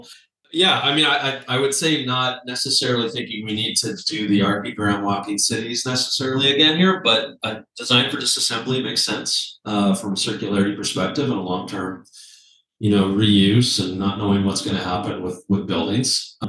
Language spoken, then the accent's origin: English; Canada; Like as a Canadian, you know, my message is like, we don't have a housing crisis.